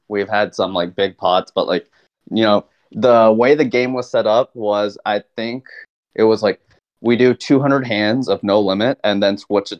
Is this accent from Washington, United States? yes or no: no; Dallas, Texas, United States; I'm from Dallas, Texas.